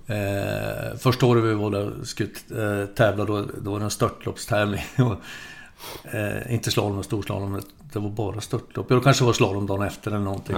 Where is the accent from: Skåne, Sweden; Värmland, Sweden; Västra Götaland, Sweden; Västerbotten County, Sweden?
Västerbotten County, Sweden; Sorsele; moved away; jag är uppvuxen i Västerbotten, södra Lappland. I en ort som heter eh, Sorsele